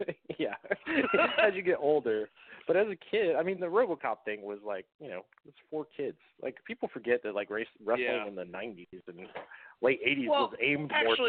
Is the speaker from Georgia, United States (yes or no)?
yes; Georgia, United States; I'm fucking from Georgia.